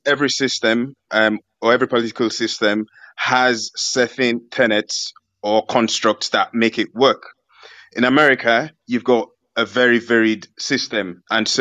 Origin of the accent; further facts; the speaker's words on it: United Kingdom; I'm from the United Kingdom, UK